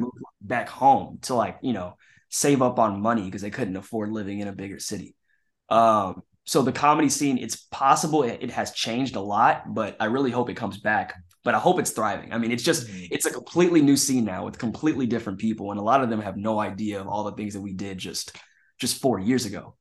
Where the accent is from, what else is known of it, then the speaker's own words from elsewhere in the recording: Kansas City, Missouri, United States; moved away as an adult; also born or lived in Chicago; now in Los Angeles, United States; I was doing like small like children's plays in my hometown of Kansas City